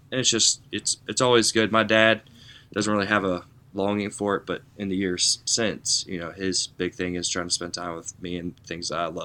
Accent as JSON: {"language": "English", "region": "Alabama", "country": "United States", "tie": "born or raised there", "also_born_or_lived": "Delaware / Georgia", "said": "Um, so we, uh, I was born in Delaware, then went to Georgia. Um, after Georgia, went to Alabama. Spent most of my childhood in Alabama, um, and then made my way back up"}